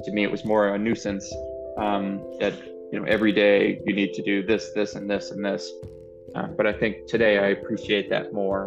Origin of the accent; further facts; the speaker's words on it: New Orleans, Louisiana, United States; I am from New Orleans, Louisiana